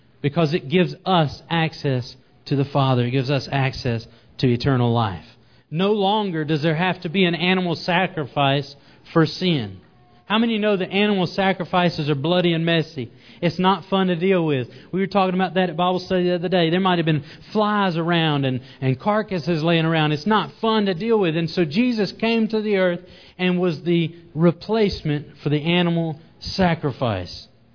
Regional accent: the South, United States; accent: southern; my southern accent

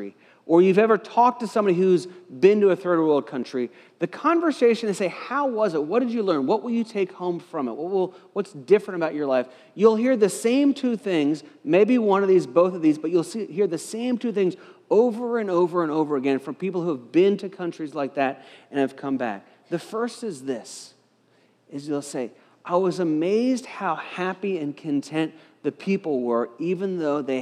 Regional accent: United States; I was born in America

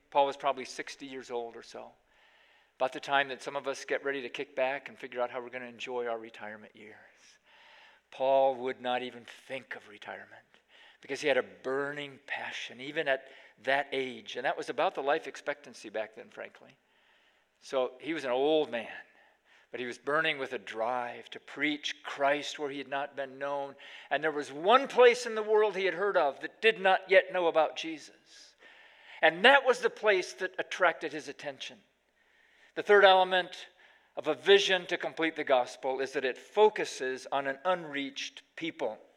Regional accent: Pakistan; now in United States; Well, when we were growing up in Pakistan, one of the great hardships of being a missionary kid in those days was there was no McDonald's in the entire country. So every five years, we'd come back to the States for a year of furlough

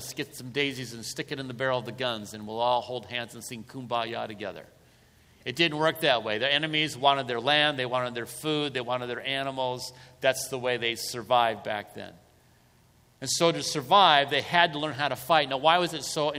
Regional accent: United States; as an American

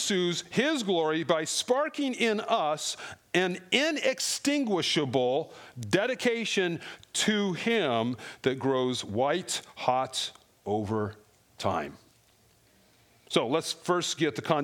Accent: Colorado, United States; I grew up in Colorado

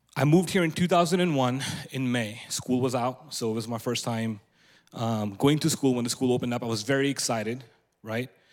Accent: India; moved away; also born or lived in Antelope, California; I was born and raised in India

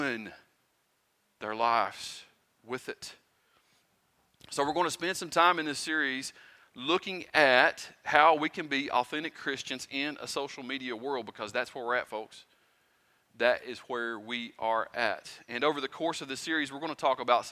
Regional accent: Pound, United States; moved away; I'm not originally from here. I'm from Pound.

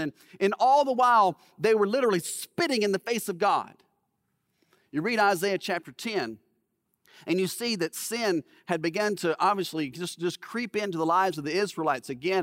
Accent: Alabama, United States; I grew up in Alabama

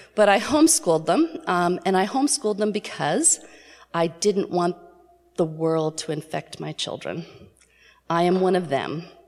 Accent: New York City, New York, United States; I was born in New York City

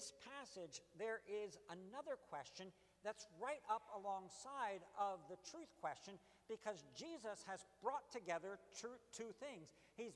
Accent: United States

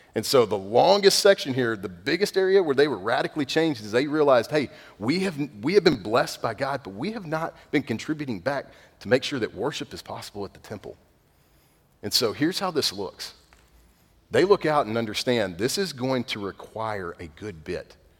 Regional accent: East Texas, United States; I'm redneck from East Texas

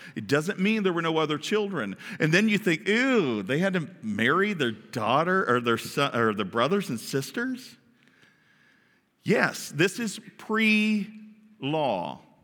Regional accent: Kentucky, United States; I grew up in Kentucky, and, and there was a lot of twang going on around there

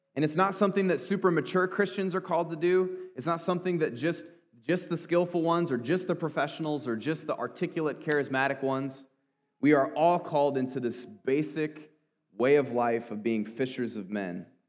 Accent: Clinton, Iowa, United States; I grew up in Clinton, but I didn't grow up a farmer

